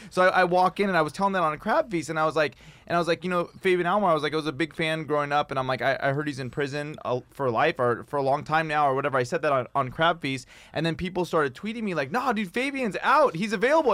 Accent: Pasadena, California, United States; I grew up in Pasadena

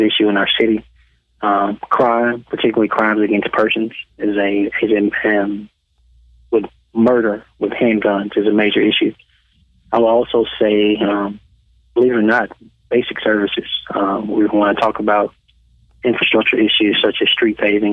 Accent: Birmingham, Alabama, United States; I was born and raised in Birmingham.

